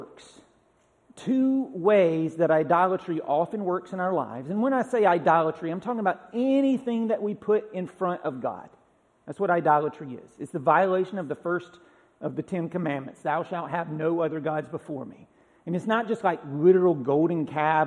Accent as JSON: {"language": "English", "region": "Georgia", "country": "United States", "tie": "born or raised there", "moved": "yes", "lives_now": "Tennessee, United States", "said": "I haven't seen this in Tennessee since I've lived here, but growing up in Georgia"}